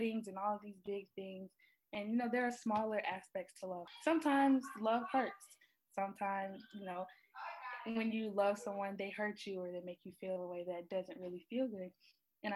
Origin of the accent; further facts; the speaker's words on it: South Carolina, United States; I'm from South Carolina, little small town where it's like everyone knows everyone